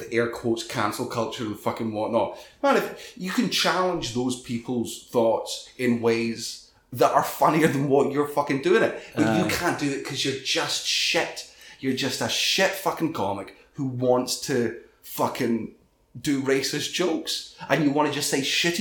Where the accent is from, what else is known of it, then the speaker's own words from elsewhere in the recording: Scotland, United Kingdom; I was a nobody from Scotland